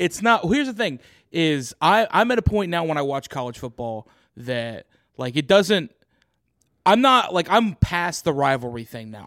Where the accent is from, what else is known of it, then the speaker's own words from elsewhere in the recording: Oklahoma, United States; when I, when I grew up in Oklahoma